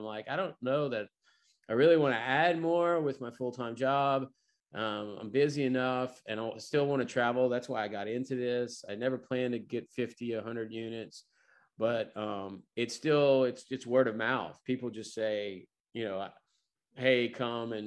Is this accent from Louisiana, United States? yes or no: yes; Louisiana, United States; in my home state